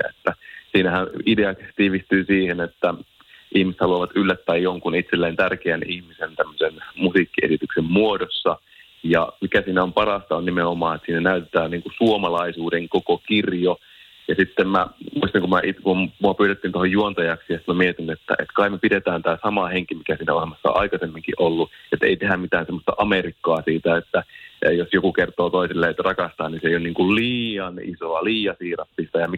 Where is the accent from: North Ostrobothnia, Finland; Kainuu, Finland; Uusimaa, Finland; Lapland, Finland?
North Ostrobothnia, Finland; Oulu; accent: Oulu dialect; mä oon Oulusta ja sen takia kuulostan tältä.